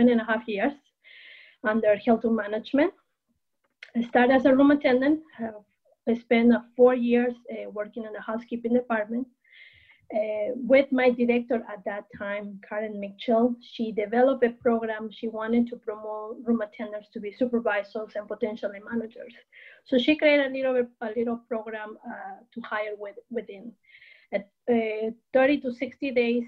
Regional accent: Peru; moved away as an adult; also born or lived in Chicago / California; now in United States; I was born and raised in Peru. I'm originally from Peru.

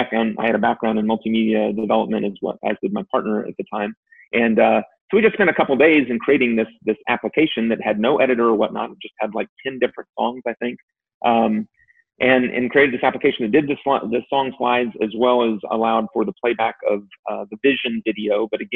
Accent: Virginia, United States; I was born in Virginia

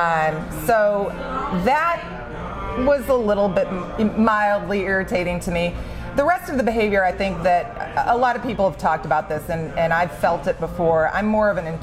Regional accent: Syracuse, New York, United States; I'm from the Syracuse area

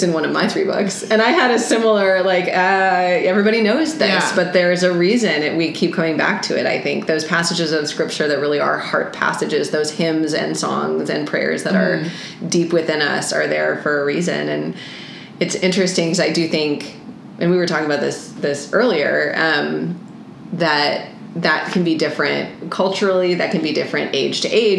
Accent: United States; I grew up in America and I live in California

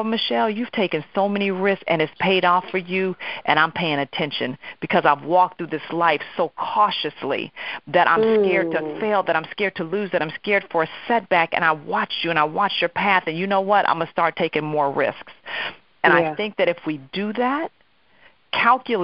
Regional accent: Oakland, California, United States; moved away as an adult; now in New York, United States; I was actually transitioning from Oakland, California, where I was born and raised, go Oaktown, to New York

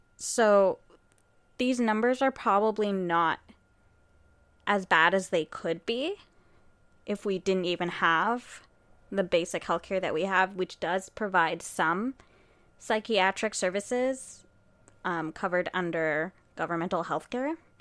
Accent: Canada; we are Canadian

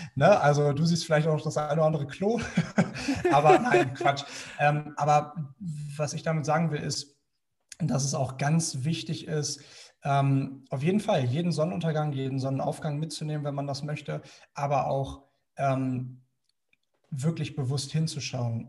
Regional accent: Germany

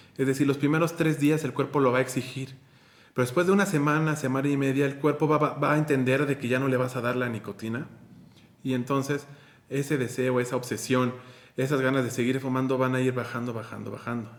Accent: Mexico; soy de México

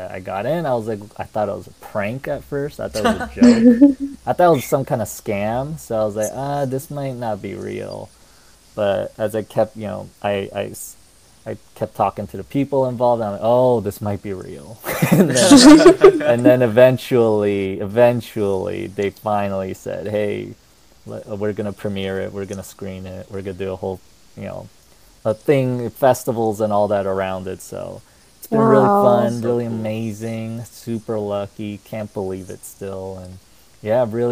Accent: United States; I am Korean American

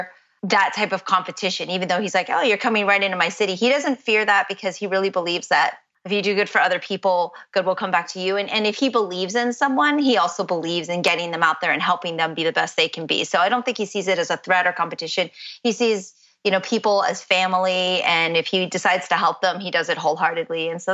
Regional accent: Boston, Massachusetts, United States; Yes, I was born in Boston, actually.

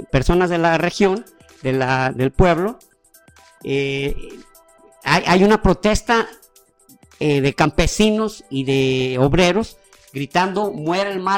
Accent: Mexico; Pues como mexicano y como personaje que Dicho sea de paso, todos los países deseamos tener un personaje que muestre una calidad humana

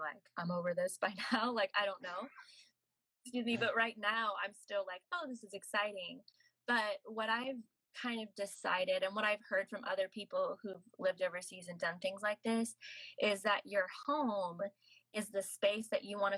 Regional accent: United States; moved away as an adult; I'll say America

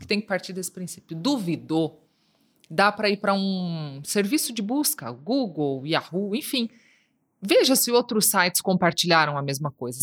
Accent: Foz do Iguaçu, Paraná, Brazil; da cidade onde eu nasci, onde eu me formei, Foz do Iguaçu.

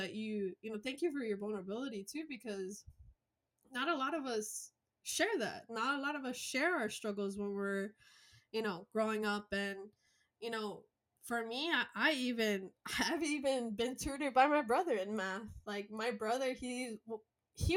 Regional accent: Miami Gardens, Florida, United States; first language Spanish; English is a second language; Spanish is my first language. I grew up in a very poor area of Miami called Carroll City, now called Miami Gardens

